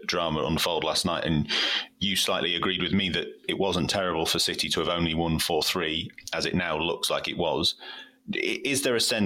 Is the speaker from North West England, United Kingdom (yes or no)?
yes; Manchester, North West England, United Kingdom; I'm from Manchester